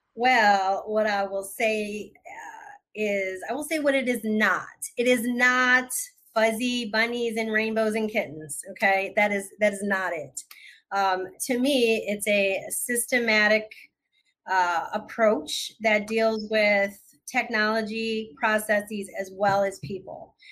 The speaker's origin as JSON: {"language": "English", "region": "Michigan", "country": "United States", "said": "I'm originally from Michigan"}